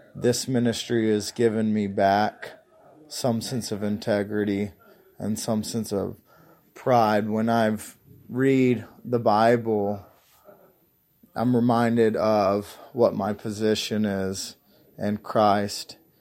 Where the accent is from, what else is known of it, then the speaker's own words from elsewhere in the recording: Union, Kentucky, United States; I'm from Union, Kentucky.